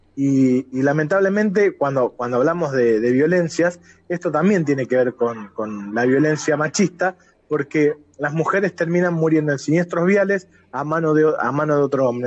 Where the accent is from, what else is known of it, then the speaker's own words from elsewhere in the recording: Rosario, Santa Fe, Argentina; como rosarino